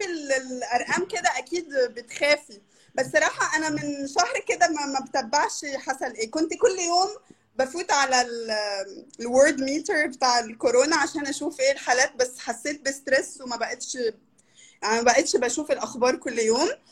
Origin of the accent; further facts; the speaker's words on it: Brazil; هي أكبر بلد في في أمريكا اللاتينية وخامس أكبر بلد في العالم واحنا تقريبا 200 مليون نسمة